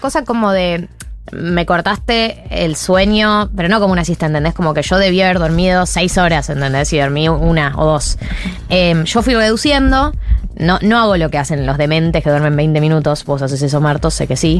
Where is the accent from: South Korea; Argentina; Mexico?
Argentina; now in Buenos Aires, Argentina; Por dentro soy de otra provincia